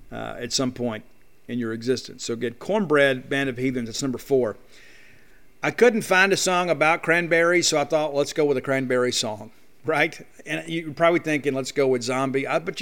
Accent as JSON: {"language": "English", "region": "South Mississippi", "country": "United States", "said": "I'm from South Mississippi"}